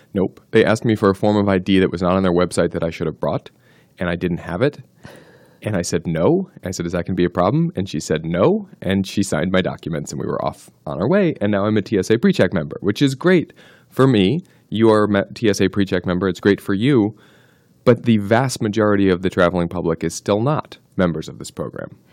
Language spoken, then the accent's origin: English; New Jersey, United States; I grew up in New Jersey